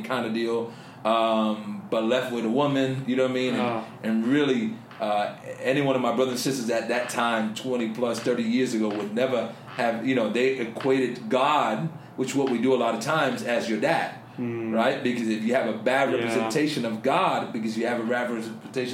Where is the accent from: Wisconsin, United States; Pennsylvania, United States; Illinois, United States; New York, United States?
New York, United States; New York City; I grew up in the South Bronx, growing up in a tough environment